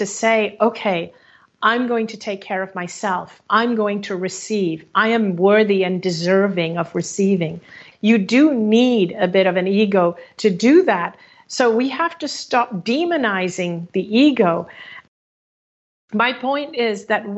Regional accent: Hong Kong; moved away; my home country of Hong Kong

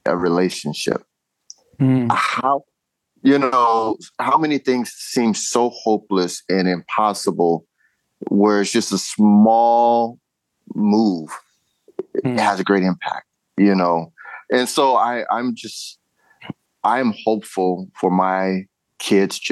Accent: California, United States; now in Ohio, United States; being a Californian

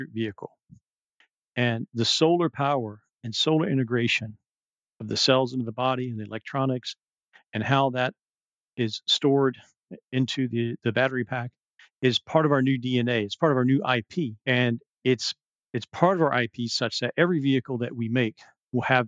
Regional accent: the South, United States; also born or lived in Abu Dhabi; now in California, United States; We're both from the South

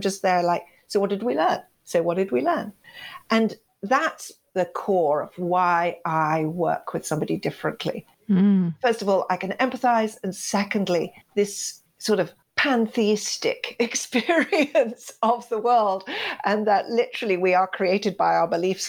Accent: Kenya; I was sent to boarding school. I come from Kenya, East Africa.

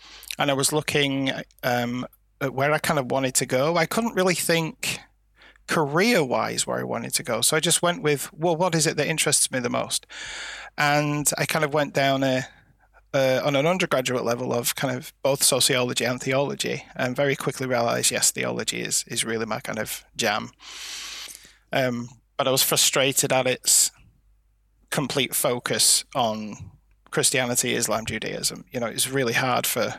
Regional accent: Lancashire, North West England, United Kingdom; I was born and bred in Lancashire, and there is quite a strong folkloric element of things here

